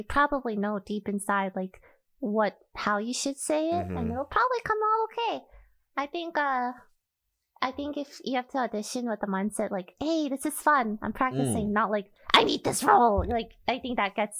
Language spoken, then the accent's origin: English; United States; born there; I was born in America. I don't really have an accent, I guess.